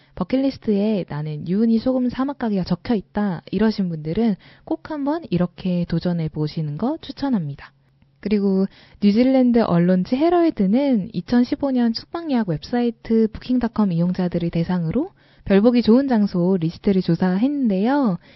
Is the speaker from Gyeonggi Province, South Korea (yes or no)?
no; Seoul, South Korea; 저는 서울에서 태어나서 아직까지 서울에서 벗어나서 살아본 적이 없어요.